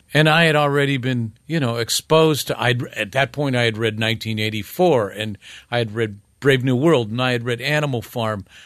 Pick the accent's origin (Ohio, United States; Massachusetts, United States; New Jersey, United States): Ohio, United States; Northern; moved away as an adult; also born or lived in Ravenna, Ohio; growing up in Northern Ohio